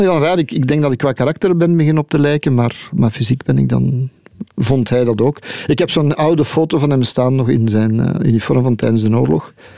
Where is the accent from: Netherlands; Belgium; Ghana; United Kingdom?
Belgium; Leuven, Flanders; ik ben van Leuven, dus ik ben thuis in Leuven